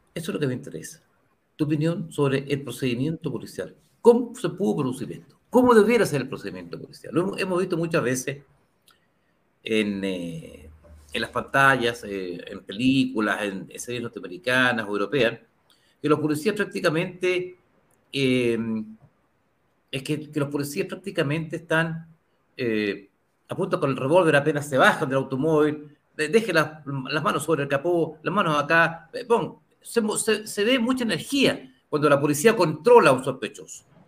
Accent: Chile

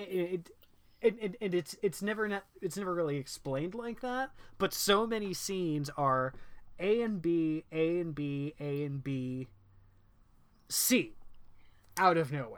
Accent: Indiana, United States; I grew up in Indiana

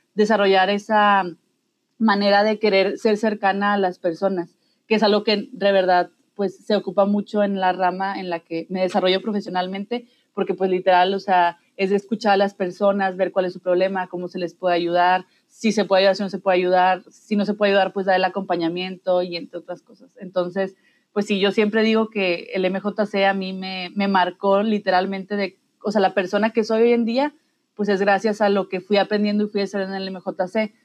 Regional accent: Mexico; todos somos mexicanos

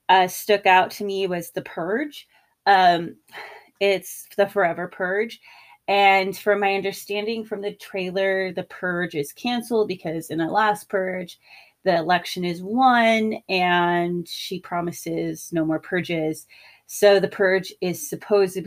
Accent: California, United States; I grew up in California

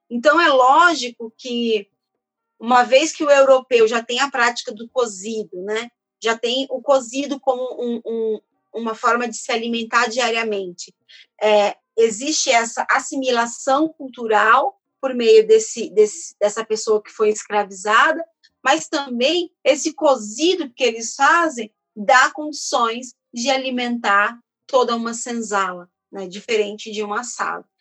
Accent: São Paulo, Brazil; also born or lived in Feira de Santana, Bahia; sou baiana, mas eu fui criada aqui em São Paulo

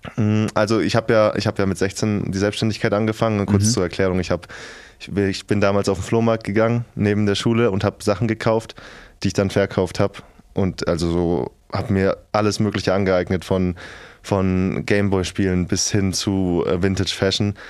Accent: near Schweinfurt, Bavaria, Germany; moved away as an adult; ich bin 250 Kilometer in der Nähe von Schweinfurt, komme ich her

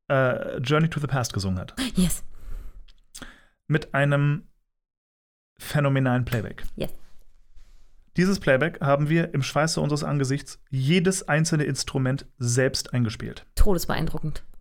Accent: Berlin, Germany; born there; Also, ich bin geboren in Berlin und äh, das war 1988.

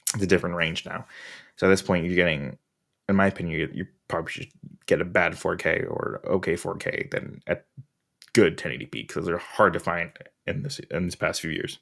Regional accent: Orange County, California, United States; I'm from Orange County

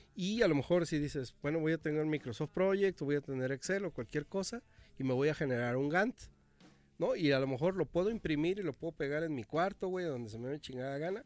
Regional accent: Mexico; nuestra cultura mexicana

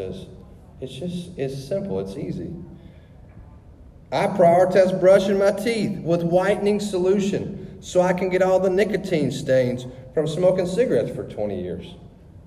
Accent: Louisiana, United States; moved away; we're from Louisiana

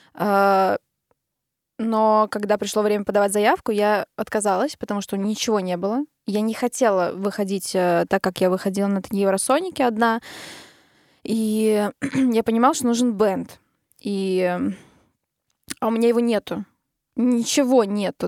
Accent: Narva, Ida-Viru County, Estonia; Мы все из Нарвы, мы играли как раз-таки в оркестре вместе. Когда я училась в музыкальной школе

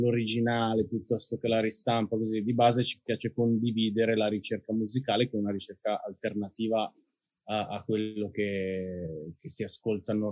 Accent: Milan, Lombardy, Italy; però sì, bazzico molto, ma io sono di Milano e credo che lo sarò per sempre.

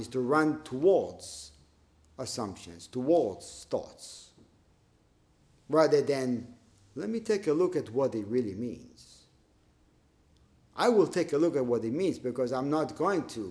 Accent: Israel; growing up in Israel

